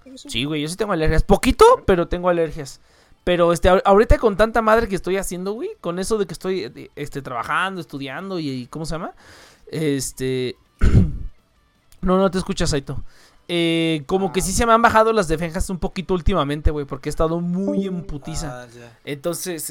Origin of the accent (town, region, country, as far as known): Mexico